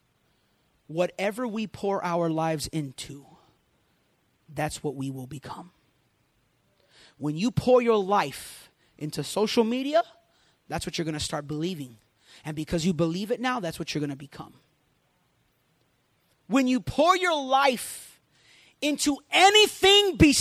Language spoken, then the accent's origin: English; Puerto Rico; I grew up in Puerto Rico